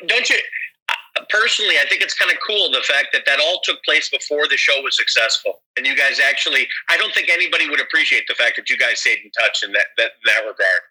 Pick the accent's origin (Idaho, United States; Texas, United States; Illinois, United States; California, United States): Illinois, United States; Chicago; I'm from uh, the U.S. I'm from Chicago